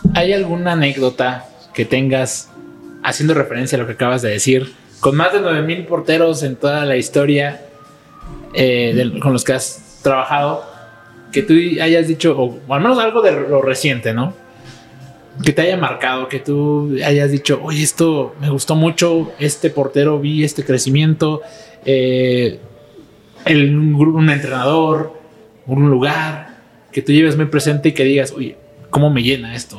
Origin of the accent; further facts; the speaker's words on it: Mexico; Yo soy mexicano, obviamente, y yo crecí viéndolo